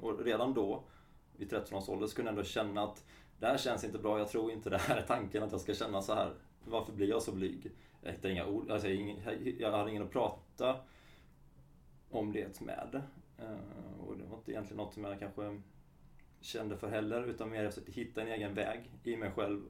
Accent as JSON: {"language": "Swedish", "town": "Halmstad", "region": "Halland County", "country": "Sweden", "said": "Jag är från Halmstad och är 32"}